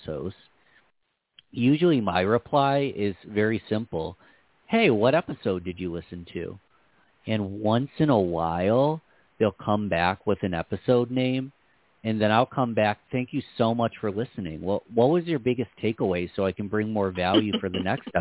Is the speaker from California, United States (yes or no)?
no; Rochester, New York, United States; I'm from Rochester, New York.